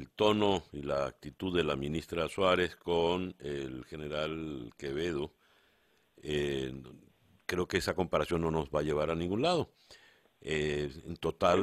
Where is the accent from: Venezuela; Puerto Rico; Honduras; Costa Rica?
Venezuela; nosotros, los venezolanos